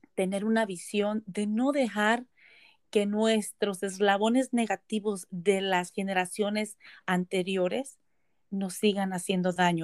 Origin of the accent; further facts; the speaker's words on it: Nayarit, Mexico; moved away as an adult; now in Beaverton, United States; yo soy mexicana del estado de Nayarit, soy Cora, eh, llegué a Estados Unidos cuando me casé hace aproximadamente 23 años